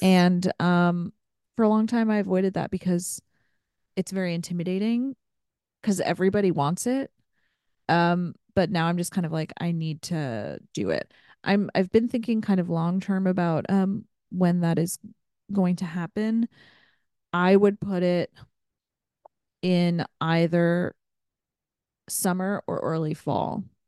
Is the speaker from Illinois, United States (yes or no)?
no; Ohio, United States; I grew up in Ohio